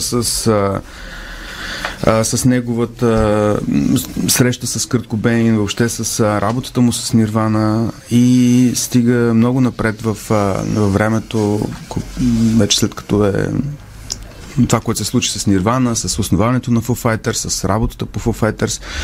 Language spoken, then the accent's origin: Bulgarian; Bulgaria; като дете, аз като исках да свиря на китара, пък в България нямаше китари